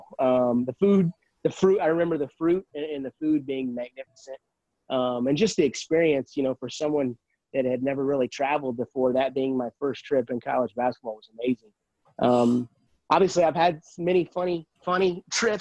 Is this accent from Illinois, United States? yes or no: yes; Canton, Illinois, United States; moved away; I grew up in Canton, Illinois, a small town